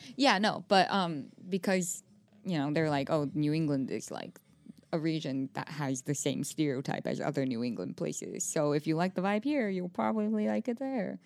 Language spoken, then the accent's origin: English; Taiwan; moved away as an adult; I went to an international school back home in Taiwan